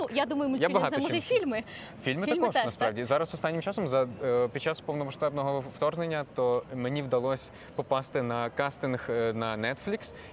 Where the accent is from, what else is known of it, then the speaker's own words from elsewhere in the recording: Ukraine; first language uk; я ріс в україномовній родині, і для мене це не було взагалі якимось питанням.